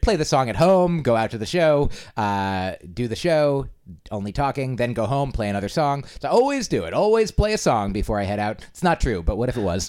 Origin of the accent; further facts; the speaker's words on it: New Jersey, United States; moved away as an adult; also born or lived in Boston; now in New York, United States; I hail from New Jersey. New Jersey is the place of my birth